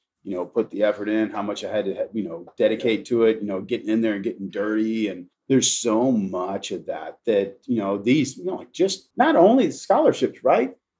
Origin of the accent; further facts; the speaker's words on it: Marion, Texas, United States; outside of San Antonio, and I grew up in Marion